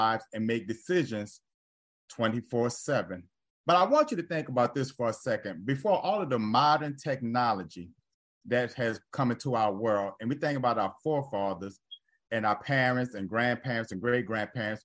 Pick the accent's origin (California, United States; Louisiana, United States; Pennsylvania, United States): Louisiana, United States; New Orleans; moved away; in my home state, in my home city